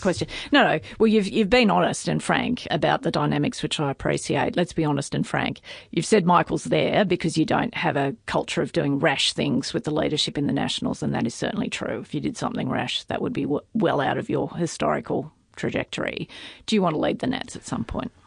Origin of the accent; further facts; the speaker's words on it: Tamworth, New South Wales, Australia; moved away; I grew up in Tamworth, but I'm a long way from that now